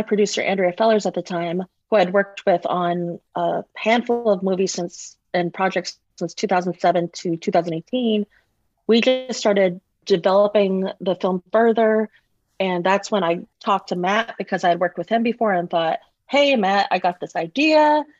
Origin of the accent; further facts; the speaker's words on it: Russia; also born or lived in Malaysia; I grew up in Russia and Malaysia, so that wasn't too much of a stretch.